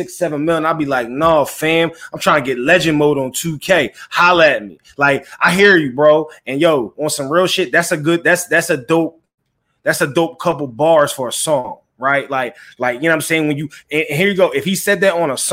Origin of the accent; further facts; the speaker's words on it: Philadelphia, Pennsylvania, United States; everybody knows I'm from Philly, right?